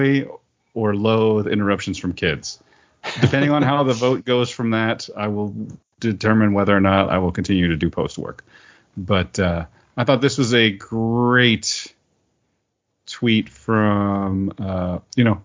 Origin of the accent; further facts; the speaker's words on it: Oklahoma, United States; I was raised in Oklahoma and then I joined the military.